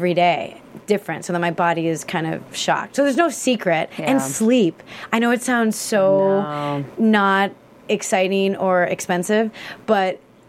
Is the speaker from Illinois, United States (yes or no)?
yes; Chicago, Illinois, United States; born and raised in Chicago